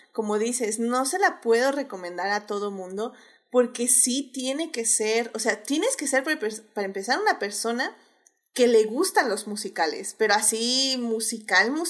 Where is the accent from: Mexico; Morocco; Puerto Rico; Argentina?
Puerto Rico; o sea, yo soy puertorriqueña, mi piel es así